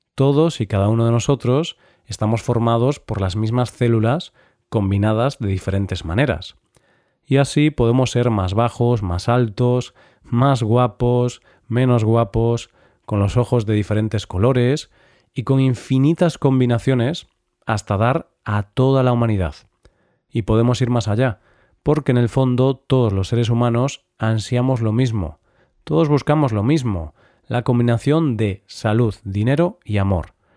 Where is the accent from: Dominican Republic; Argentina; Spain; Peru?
Spain; Vigo, Galicia; mi ciudad natal, Vigo